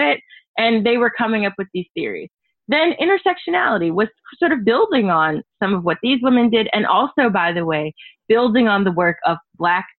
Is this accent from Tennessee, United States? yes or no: yes; Tennessee, United States; I am a Southerner. I'm from Tennessee